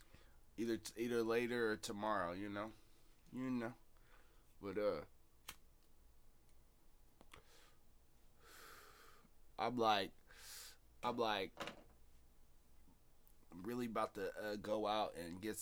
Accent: Seattle, Washington, United States; now in Eastside (425 area), United States; I'm a 206, baby. I'm in the 425s now, but I'm still 206 at heart

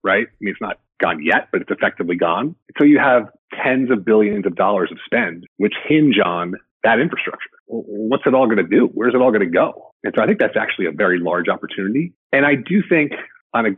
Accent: New York, United States; I grew up in the New York area

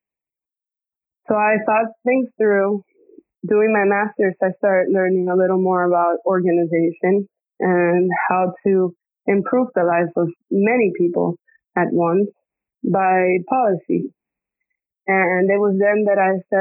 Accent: Dominican Republic; moved away as an adult; also born or lived in Puerto Rico / New York; now in Florida, United States; my mom's Dominican. So when I was 2 years old, my mom decided to move back to Dominican Republic. And from there, I grew up in the island until I was 18

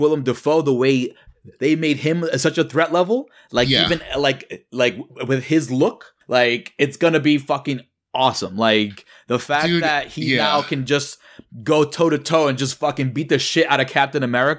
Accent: New York City, New York, United States; I'm from New York, so everything does happen out here.

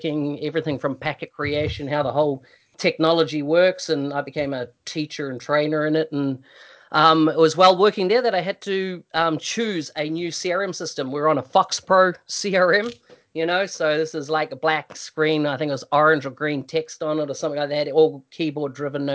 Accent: New Zealand; moved away; I come from New Zealand originally

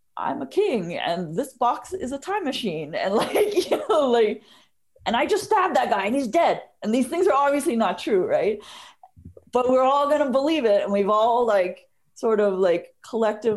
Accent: Bay Area, California, United States; now in Seattle, United States; I grew up in the Bay Area, and there were a lot of Asian kids in my high school

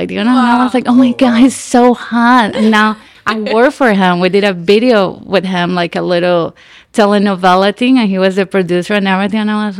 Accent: Nicaragua; English is a second language; moved away as an adult; also born or lived in Miami, Florida / Gainesville, Florida; now in Los Angeles, United States; So I was born in Miami, but I was raised in Nicaragua, and then I moved to Florida to go to school and graduate in theater.

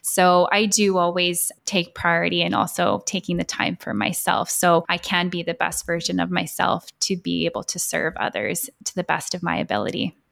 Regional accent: Edmonton, Alberta, Canada; moved away as an adult; now in Vancouver, Canada; I'm from Edmonton, and yes, I moved to Vancouver about six years ago

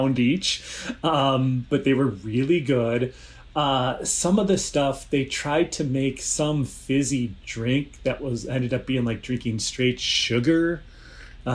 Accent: Chicago, Illinois, United States; I am from Chicago. I've grown up here

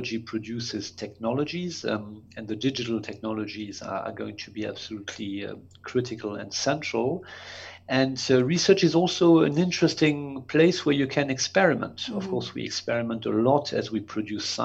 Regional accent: Strasbourg, Grand Est, France; I grew up in France, in Strasbourg.

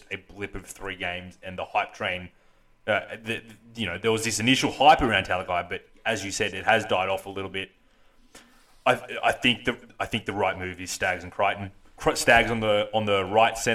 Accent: Queensland, Australia; as a Queenslander

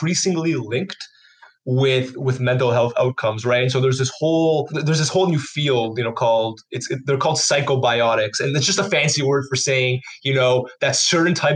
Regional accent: Canada; we're from Canada

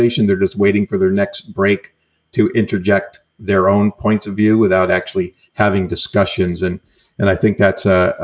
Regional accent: New York, United States; moved away as an adult; now in California, United States; I'm an Italian from New York.

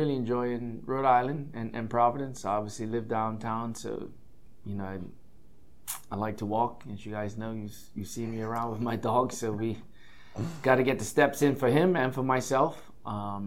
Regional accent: Bermuda; now in United States

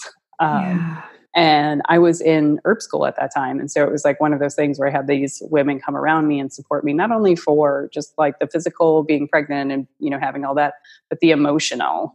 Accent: Buffalo, New York, United States; moved away; We're originally from Buffalo

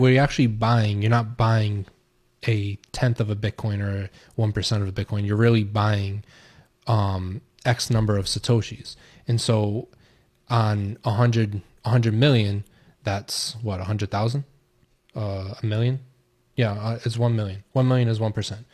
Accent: United States; I'm American

